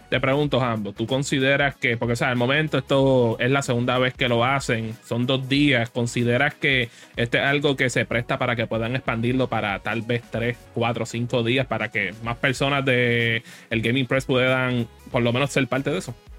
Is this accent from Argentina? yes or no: no; Puerto Rico; nosotros somos, somos de Puerto Rico